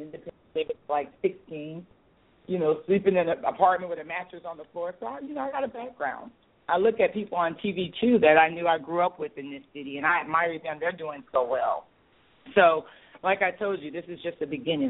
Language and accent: English; St. Petersburg, Florida, United States; moved away as an adult; now in Atlanta, United States; grew up with me from St. Pete